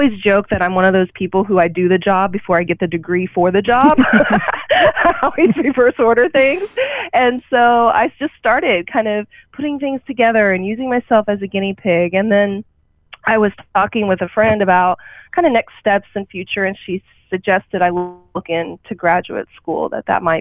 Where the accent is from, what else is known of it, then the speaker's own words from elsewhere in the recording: Oklahoma, United States; moved away; growing up in a small town, I grew up in Oklahoma